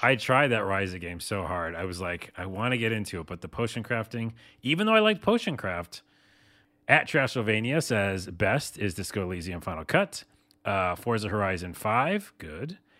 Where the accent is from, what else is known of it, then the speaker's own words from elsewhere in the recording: New York, United States; I'm from New York